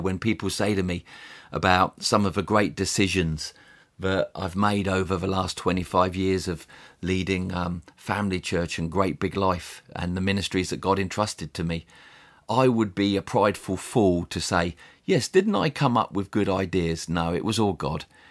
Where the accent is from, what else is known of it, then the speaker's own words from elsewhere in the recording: England, United Kingdom; also born or lived in United States; As an Englishman, I'd been raised to think